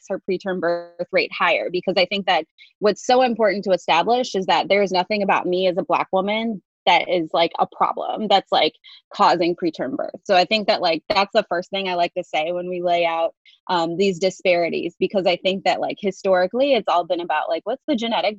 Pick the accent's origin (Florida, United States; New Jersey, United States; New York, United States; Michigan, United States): Michigan, United States; Detroit; moved away as an adult; also born or lived in Indiana; now in Chapel Hill, United States; I'm originally from the Midwest. I went to medical school at Indiana University School of Medicine, and my family and I are originally from Detroit